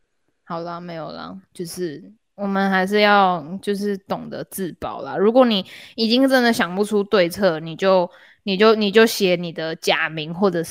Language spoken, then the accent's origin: Chinese; Singapore; 我从新加坡，我是新加坡人，我当然会就是觉得新加坡是一个熟悉的地方。